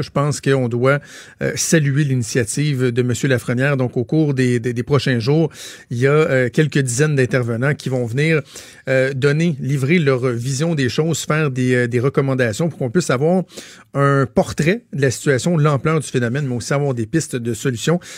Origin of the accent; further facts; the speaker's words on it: Laval, Quebec, Canada; je, suis suis natif de Laval, j'ai grandi à Laval